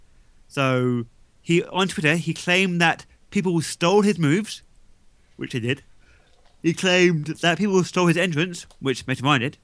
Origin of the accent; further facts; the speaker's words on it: United Kingdom; I'm British